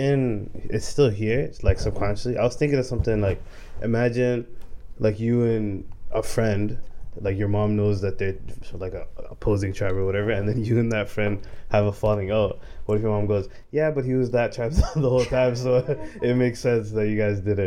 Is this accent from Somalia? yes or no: yes; Somalia; Oh, you're from Somalia, I'm from Somalia